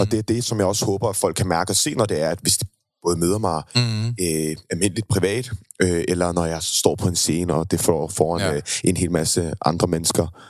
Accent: Køge, Zealand, Denmark; jeg er født og opvokset i Køge

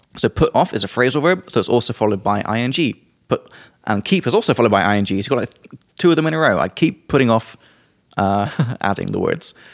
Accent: England, United Kingdom; from England

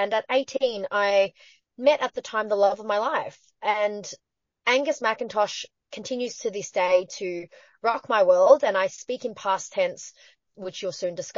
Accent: Patterson Lakes, Victoria, Australia; I'm Chinese Australian, but back in the 90s, in the suburb that I grew up in Victoria, there's a small town called Paterson Lakes.

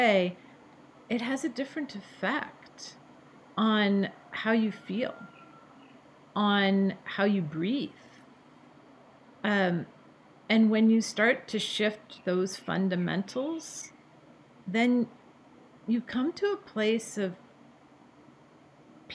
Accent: Bellevue, Washington, United States; I grew up in Bellevue, Washington. That's where I was born.

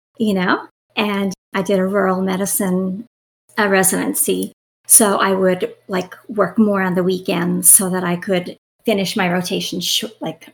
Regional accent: Newfoundland and Labrador, Canada; I'm Canadian, I'm from Newfoundland. Typically, people from Newfoundland stay in Newfoundland, like we don't leave

